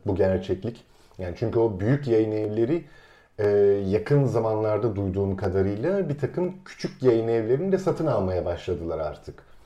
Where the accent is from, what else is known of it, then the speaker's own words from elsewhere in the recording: Istanbul, Turkey; ben de küçük çekmecede neticede İstanbul'un taşrasında bir e, semtte büyüdüm